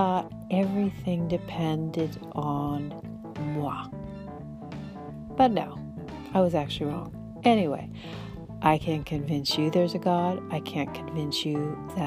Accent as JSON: {"language": "English", "area": "Bay Area", "region": "California", "country": "United States", "tie": "born or raised there", "said": "I grew up in the Bay Area"}